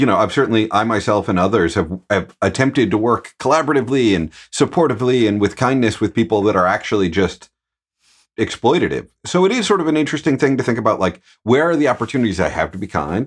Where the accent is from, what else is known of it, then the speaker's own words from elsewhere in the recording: Midwest, United States; I'm a dude from the Midwest